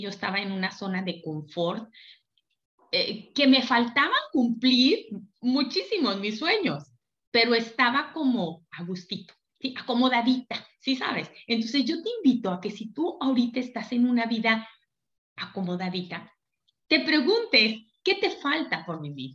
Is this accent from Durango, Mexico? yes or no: yes; Durango, Mexico; Yo soy de Durango